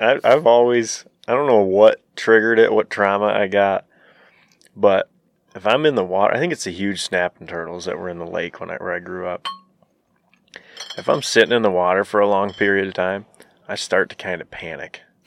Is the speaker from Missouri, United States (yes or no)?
no; Trufant, Michigan, United States; There's a, there's a crazy story about the town I grew up